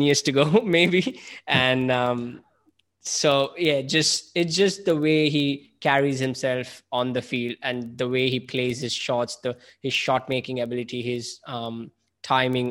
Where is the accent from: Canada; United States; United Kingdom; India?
India; As an Indian